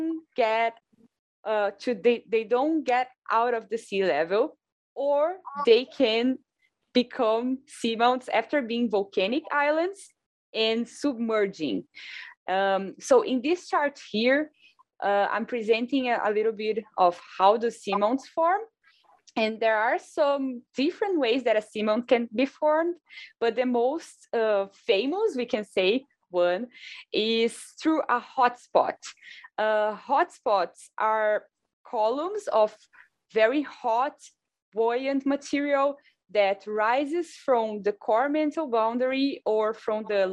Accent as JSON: {"language": "English", "country": "Brazil", "moved": "as an adult", "lives_now": "Hawaii, United States", "said": "I am from Brazil"}